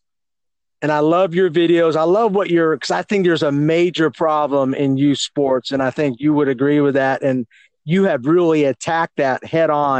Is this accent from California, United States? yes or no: yes; California, United States; I grew up in California